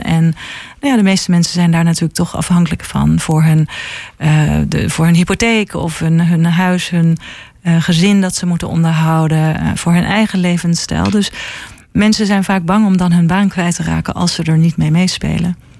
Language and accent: Dutch; Helmond, North Brabant, Netherlands; moved away as an adult; now in Haarlem, Netherlands; ik kom uit eh, Helmond en ehm, ben op mijn achttiende naar, per ongeluk in Haarlem terechtgekomen